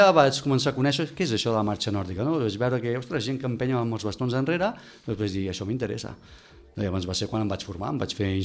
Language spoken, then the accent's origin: Catalan; Mataró, Catalonia, Spain; moved away; Jo sóc de Mataró